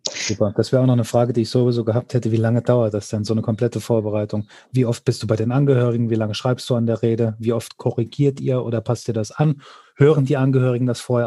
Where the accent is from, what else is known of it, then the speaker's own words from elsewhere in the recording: Hesse, Germany; bei uns in Hessen